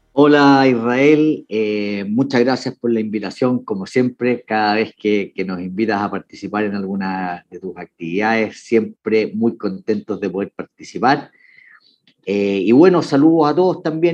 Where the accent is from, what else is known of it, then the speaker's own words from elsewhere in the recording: Chile; Yo soy, bueno, chileno